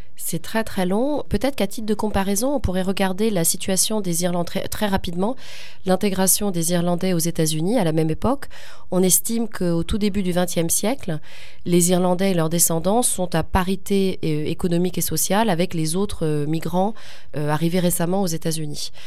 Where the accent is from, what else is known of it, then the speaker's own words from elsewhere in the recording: France; first language French; le français est ma langue maternelle, et c'est là où j'ai passé, j'ai vécu le plus dans ma vie en France.